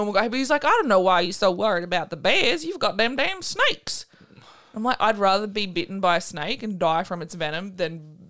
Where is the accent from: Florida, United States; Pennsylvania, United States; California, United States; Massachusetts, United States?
Florida, United States; We're from Florida. We don't know about this stuff.